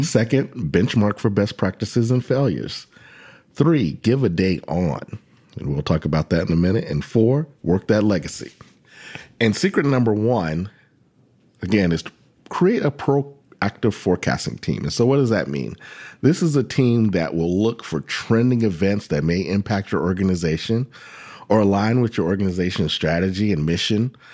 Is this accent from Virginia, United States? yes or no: yes; Virginia, United States; my home state of Virginia